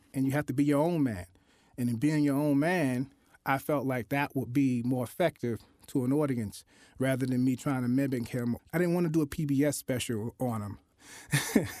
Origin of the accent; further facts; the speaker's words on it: Newark, New Jersey, United States; also born or lived in Newberry, South Carolina; I was raised in Newark, New Jersey, in the inner city area